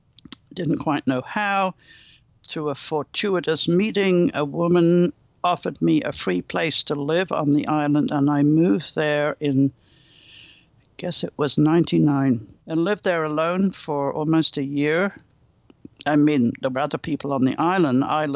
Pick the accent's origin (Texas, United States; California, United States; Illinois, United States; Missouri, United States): California, United States; Berkeley; After all, I come from Berkeley. We all come from California.